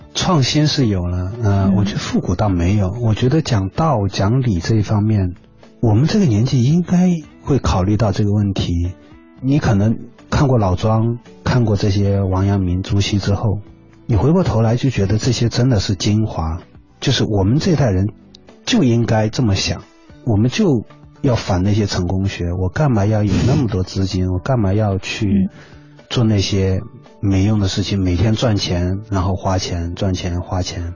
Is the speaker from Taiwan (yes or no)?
no; China; 这是我们中国人独特的这种哲学思想，